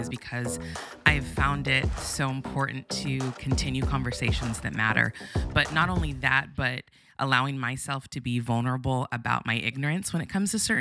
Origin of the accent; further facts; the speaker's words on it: Santa Barbara, California, United States; I grew up in Santa Barbara, which is a predominantly white city